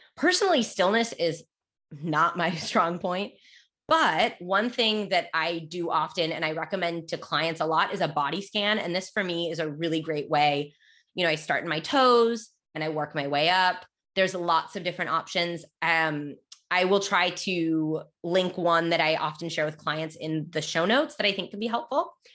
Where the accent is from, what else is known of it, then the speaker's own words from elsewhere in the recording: United States; I was born and raised in the United States